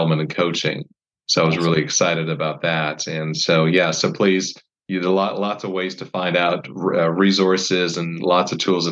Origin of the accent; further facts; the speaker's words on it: Canada; moved away as an adult; I grew up in Canada. I was there from when I was 7 till I was 19